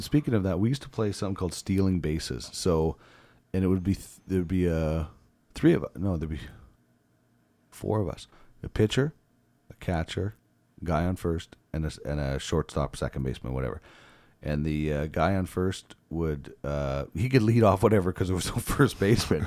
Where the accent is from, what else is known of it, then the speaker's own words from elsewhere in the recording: Brandon, Manitoba, Canada; moved away as an adult; now in Edmonton, Canada; originally born and raised in Brandon